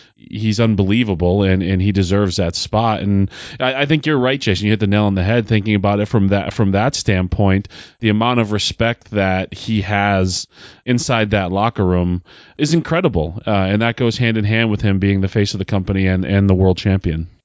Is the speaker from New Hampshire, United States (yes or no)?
yes; Derry, New Hampshire, United States; the great state of New Hampshire, my home state, my hometown of Derry, New Hampshire